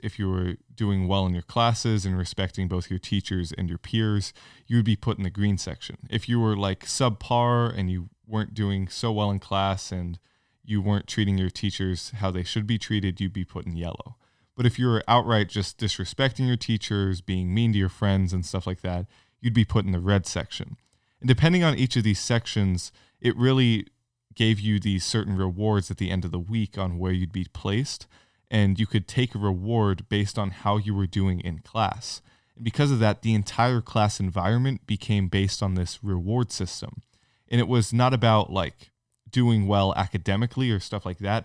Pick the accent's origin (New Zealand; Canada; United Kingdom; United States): United States; California; now in Franklin, Tennessee, United States; I grew up in California and went to both public and private schools